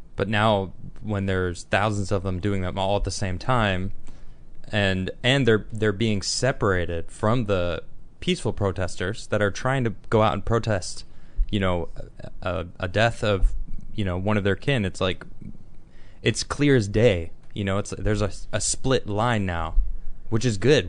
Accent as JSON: {"language": "English", "area": "Chicago suburbs", "region": "Illinois", "country": "United States", "tie": "born or raised there", "moved": "yes", "said": "I lived in the city until I was three, and then I moved to the suburbs"}